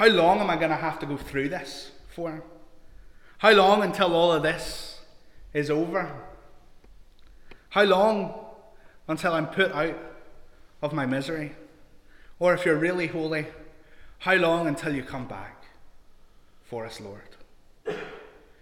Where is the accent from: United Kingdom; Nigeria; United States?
United Kingdom; Larne, Northern Ireland; also born or lived in England; I grew up in Larne